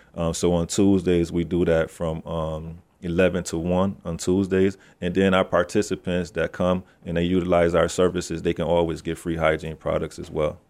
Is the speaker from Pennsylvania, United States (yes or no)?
no; Sayo Street, New York, United States; I come from Sayo Street.